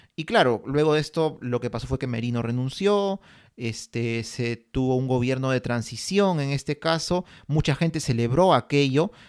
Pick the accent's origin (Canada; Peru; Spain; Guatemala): Peru; estamos viviendo en este país, somos peruanos